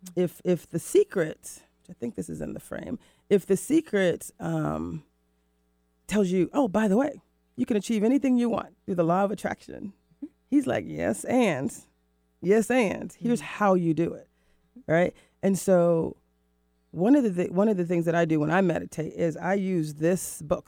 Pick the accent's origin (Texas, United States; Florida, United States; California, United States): Florida, United States; moved away as an adult; also born or lived in Mexico / Rio de Janeiro, Brazil; now in Seattle, United States; I moved from the East Coast, from Florida, mm-hmm. to Seattle, to the Pacific Northwest